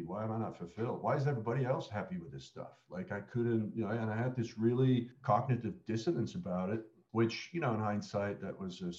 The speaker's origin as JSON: {"language": "English", "area": "a town just outside Amsterdam", "region": "North Holland", "country": "Netherlands", "tie": "born or raised there", "also_born_or_lived": "Australia / United States", "moved": "as an adult", "said": "I grew up in Holland"}